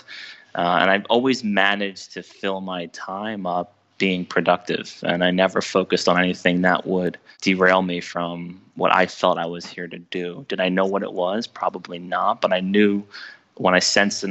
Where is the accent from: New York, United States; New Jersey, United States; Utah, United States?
New Jersey, United States; I'm from New Jersey